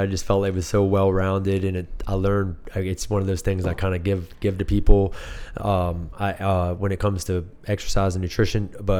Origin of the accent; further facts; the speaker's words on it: Blacksburg, Virginia, United States; I'm from Blacksburg.